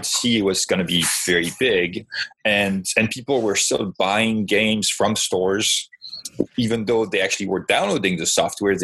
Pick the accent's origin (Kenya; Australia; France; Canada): France; moved away as an adult; also born or lived in China / California; my city back in France